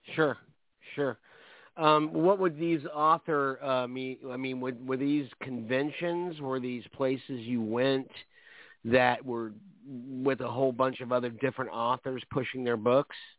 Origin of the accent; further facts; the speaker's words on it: Orlando, Florida, United States; I'm a natural born Floridian. I was born in Orlando. I live in Orlando